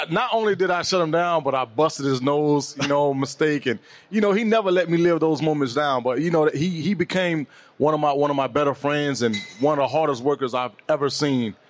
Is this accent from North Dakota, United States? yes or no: no; Miami, Florida, United States; moved away as an adult; I'm born and raised in Miami.